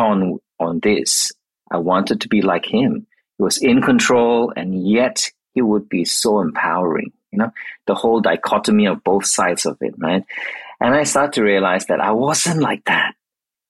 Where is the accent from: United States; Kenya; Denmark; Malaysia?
Malaysia; moved away as an adult; also born or lived in Australia; now in Melbourne, Australia; I moved from Malaysia, which I was originally from, to Australia.